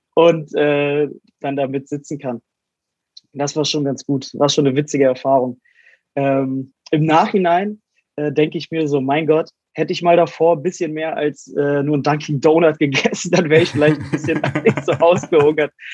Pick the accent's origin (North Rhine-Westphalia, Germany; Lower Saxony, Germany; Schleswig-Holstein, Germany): Lower Saxony, Germany; Wolfsburg; in Wolfsburg, meiner Heimatstadt